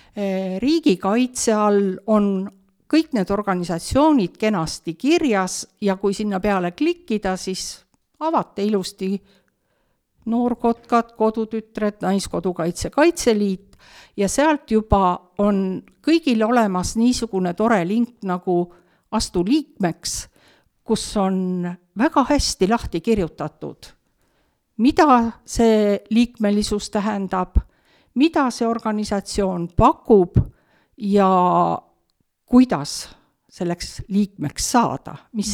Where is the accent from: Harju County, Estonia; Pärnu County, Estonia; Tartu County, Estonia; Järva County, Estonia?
Järva County, Estonia; Türi; also born or lived in Suure-Jaani; now in Otepää, Estonia; sündisin küll Suure-Jaanis, aga oma teadliku elu olen elanud Türi linnas, Kesk-Eestis